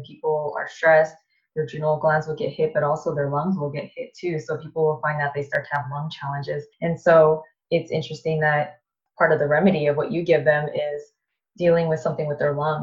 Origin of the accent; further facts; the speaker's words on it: Bay Area, California, United States; we're both from the Bay Area